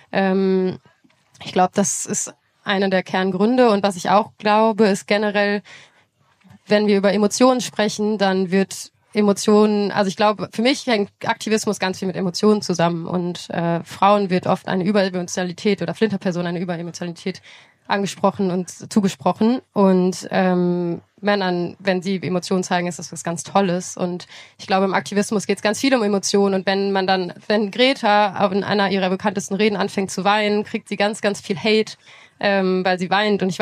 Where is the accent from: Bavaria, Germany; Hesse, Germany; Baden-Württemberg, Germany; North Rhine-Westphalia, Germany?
North Rhine-Westphalia, Germany; Menschen aus meinem Dorf. Wir wohnen, ich bin in der Nähe von Lützerath quasi groß geworden